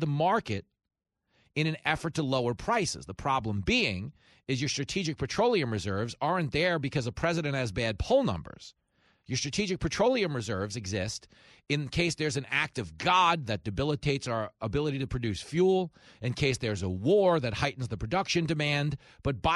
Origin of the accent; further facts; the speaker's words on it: Levittown, New York, United States; I grew up in Levittown, and it was the biggest post-World War II settlement. It was America's first suburb